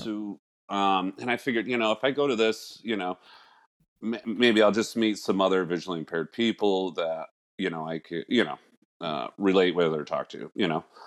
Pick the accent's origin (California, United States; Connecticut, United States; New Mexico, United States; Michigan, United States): Connecticut, United States; I was born here in Connecticut